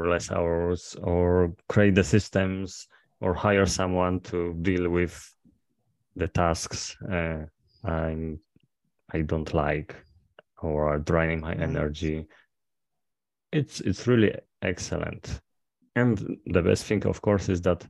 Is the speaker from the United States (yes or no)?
no; Poland; from Poland